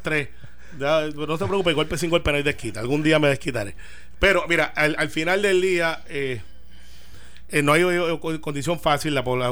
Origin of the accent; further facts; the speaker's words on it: Puerto Rico; como buen puertorriqueño